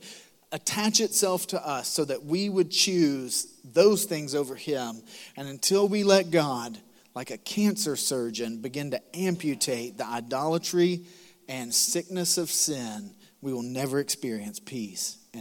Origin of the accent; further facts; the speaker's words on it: Macon, Georgia, United States; moved away as an adult; now in South Carolina, United States; I'm from Macon, Georgia. I'm proud to be from Macon, Georgia.